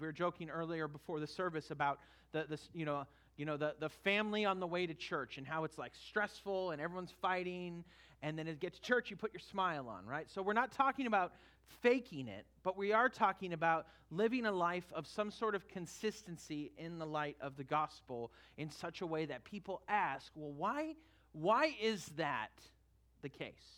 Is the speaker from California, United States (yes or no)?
yes; Northern California, United States; now in Florida, United States; I grew up in Northern California